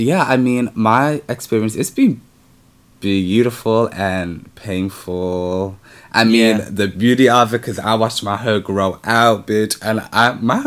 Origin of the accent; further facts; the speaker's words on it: Liverpool, North West England, United Kingdom; I'm from Liverpool. It's like, we have us one small black community